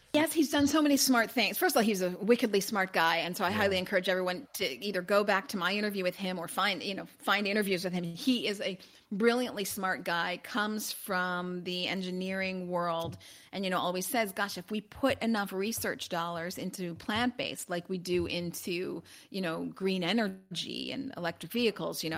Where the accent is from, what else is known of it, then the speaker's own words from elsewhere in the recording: Chicago, Illinois, United States; also born or lived in Los Angeles; I'm originally from Chicago, although I am in Los Angeles today